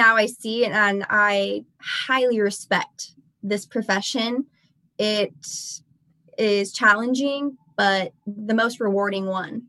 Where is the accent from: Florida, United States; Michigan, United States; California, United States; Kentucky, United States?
California, United States; Taft; I have lived in Taft my whole life, and I started attending Taft College, well, because, you know, it's in my hometown.